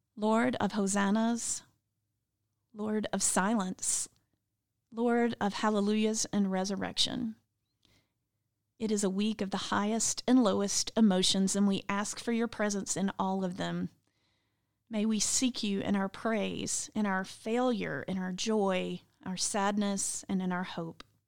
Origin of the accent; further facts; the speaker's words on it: the South, United States; One of my favorite phrases growing up in the South was, "Don't you shush me."